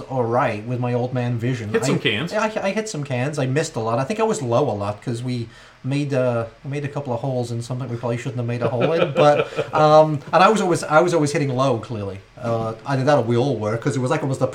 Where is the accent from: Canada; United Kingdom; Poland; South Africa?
United Kingdom; England; being English